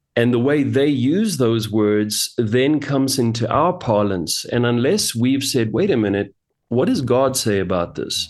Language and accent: English; Johannesburg, Gauteng, South Africa; I was born and raised in Johannesburg, South Africa, and, uh, I've lived here most of my life